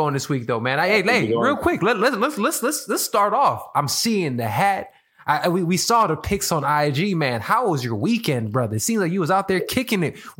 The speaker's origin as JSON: {"language": "English", "town": "Chicago", "region": "Illinois", "country": "United States", "moved": "yes", "lives_now": "Los Angeles, United States", "said": "I'm from Chicago. 312. I'm from the 312, guys. I'm from the 773."}